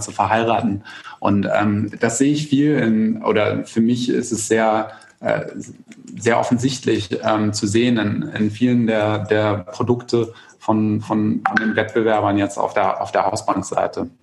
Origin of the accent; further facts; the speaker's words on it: Germany; bei uns in Deutschland